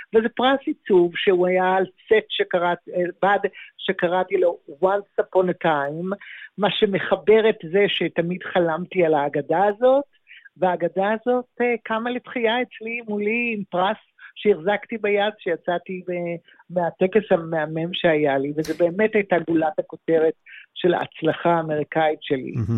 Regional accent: Tel Aviv, Tel Aviv District, Israel; moved away as an adult; also born or lived in Los Angeles, United States; אני ילידת תל אביב, גרתי, גרתי בתל אביב עד גיל 25

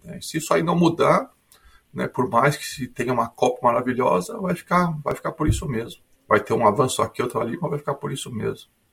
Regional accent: Porto Alegre, Rio Grande do Sul, Brazil; moved away as an adult; also born or lived in São Paulo, Brazil; now in Sydney, Australia; eu sou brasileiro de Porto Alegre, mas fiz minha formação acadêmica em São Paulo

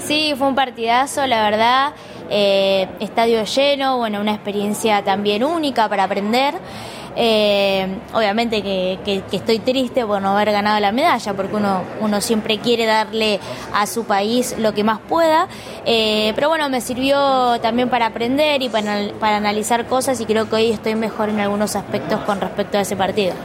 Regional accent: Cañuelas, Buenos Aires Province, Argentina; yo como soy de Cañuelas

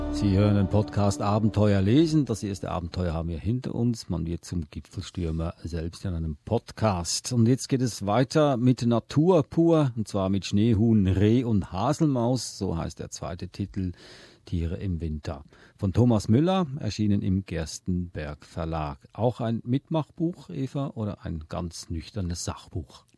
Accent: Swiss Plateau, Switzerland; now in Australia; Ich bin im Mittelland aufgewachsen, aber in den Alpen hatten wir ein Ferienhäuschen

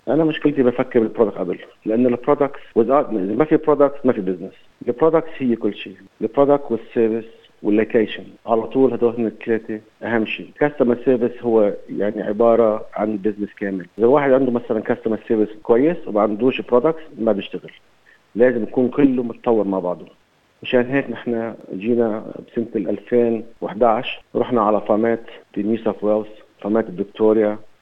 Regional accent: Lebanon; moved away as an adult; also born or lived in Beirut, Lebanon; now in Sydney, Australia; انا تعودت من لبنان

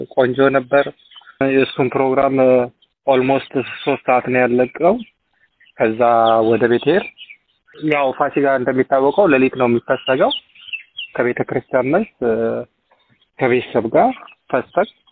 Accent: Ethiopia; now in Melbourne, Australia; እንደ ኢትዮጵያዊ ባህላችን

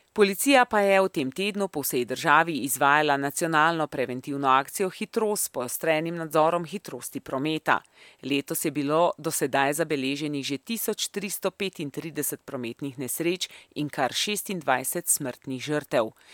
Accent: Slovenia; smo Slovenci

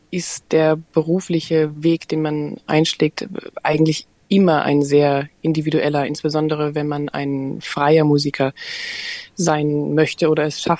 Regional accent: Germany; now in Australia; dass es hier eben durchaus anders ist, natürlich als zum Beispiel in Deutschland, jetzt

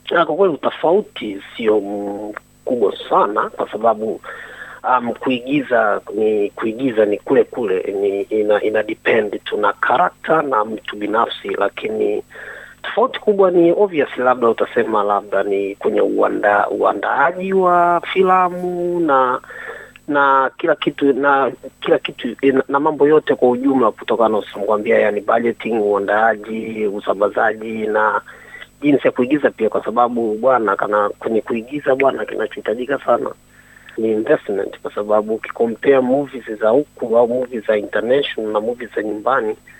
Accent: Dar es Salaam, Tanzania; moved away as an adult; also born or lived in Musoma, Mara, Tanzania; now in South Australia, Australia; ni mwenyeji wa Dar es Salaam Tanzania, ambapo ni mwenye asili ya Mara Msoma, lakini uh, natokea Tanzania

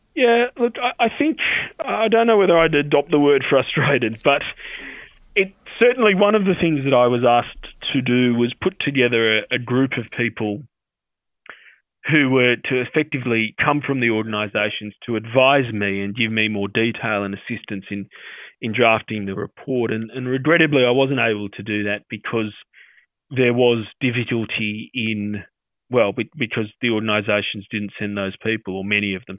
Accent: Sydney, New South Wales, Australia; I grew up in the Australian Armenian community here in Sydney

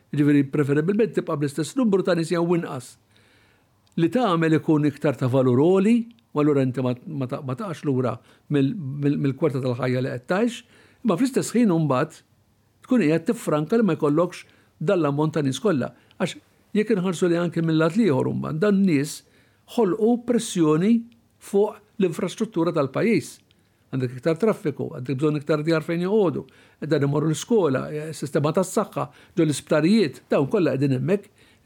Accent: Malta; dawn Maltin bħalna

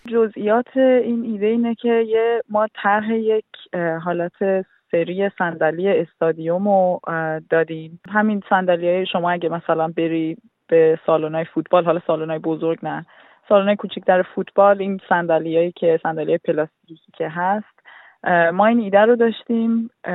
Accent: Iran; now in Australia; ماها که خارج از ایرانیم

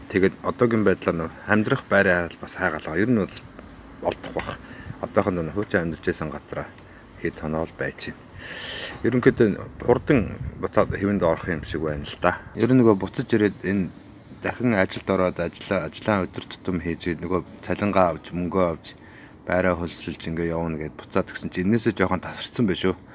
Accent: Bayankhongor Province, Mongolia; now in Sydney, Australia; Сиднейд сүүлийн 10 жил яг яг Сиднейд. Э, ерөнхийдөө бол Би Баян-Хонгор аймагт төрсэн, хөдөө өсөж мал малжсэн. Тэгээд сүүлдээ явсаар байгаа тэгээд Австралид амьдраад

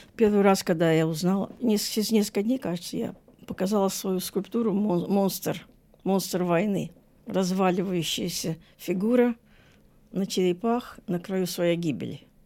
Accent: Saint Petersburg, Russia; now in Australia; Я же из Ленинграда

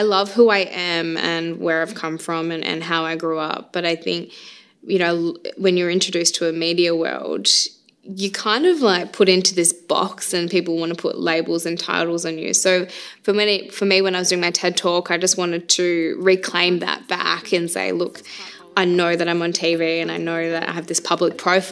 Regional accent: Carnarvon, Western Australia, Australia; I was actually born on Yamaji country in Carnarvon, so I guess my country always kind of brings me back to Carnarvon.

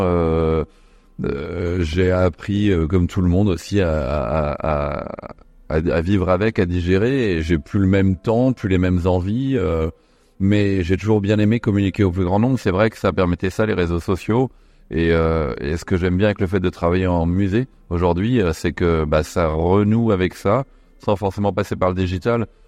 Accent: Nantes, Pays de la Loire, France; J'ai grandi à Nantes, donc il y avait Royal Deluxe

